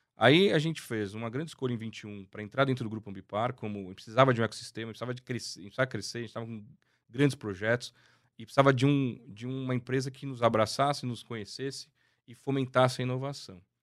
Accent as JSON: {"language": "Portuguese", "country": "Brazil", "said": "nós brasileiros"}